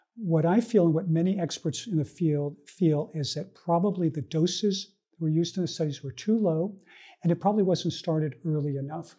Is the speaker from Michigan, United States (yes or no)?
no; Northern California, United States; I was born in Northern California to an immigrant family, family that came from Columbia, South America